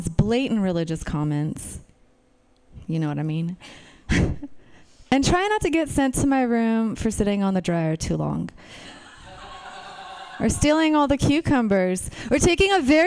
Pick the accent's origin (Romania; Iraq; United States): Romania; moved away; I was born in Romania.